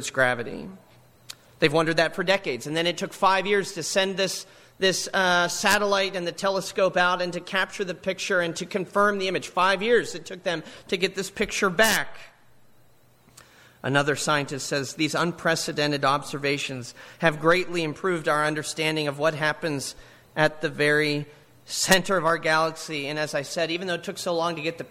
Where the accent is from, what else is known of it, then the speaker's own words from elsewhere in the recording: Altoona, Pennsylvania, United States; my hometown, Altoona, Pennsylvania